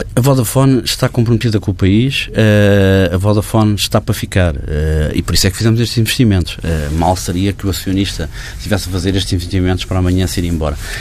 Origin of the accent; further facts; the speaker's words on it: Portugal; num país como o nosso, em que o, a população portuguesa